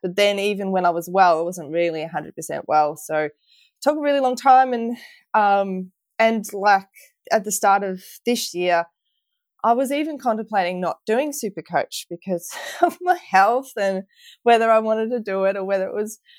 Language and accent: English; Victoria, Australia; felt more like a Victorian than Australian than ever